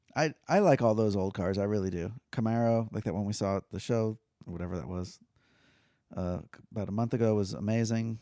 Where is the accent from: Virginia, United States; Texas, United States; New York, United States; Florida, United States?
Florida, United States; Fort Lauderdale; I grew up in Fort Lauderdale